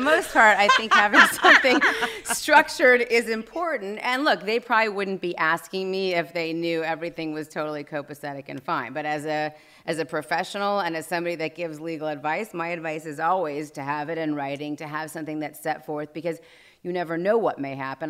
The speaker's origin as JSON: {"language": "English", "town": "Los Angeles", "region": "California", "country": "United States", "tie": "born or raised there", "said": "I grew up here in Los Angeles"}